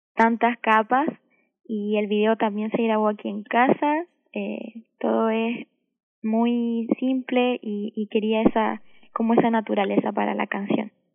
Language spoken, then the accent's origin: Spanish; Valdivia, Los Ríos, Chile; Valdivia, mi ciudad natal